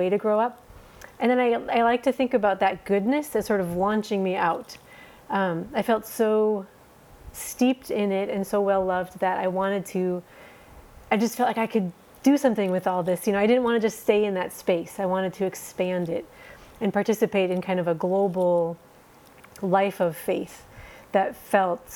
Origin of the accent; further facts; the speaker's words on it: Minnesota, United States; moved away as an adult; also born or lived in Somaliland; now in Djibouti, Djibouti; So I grew up in Minnesota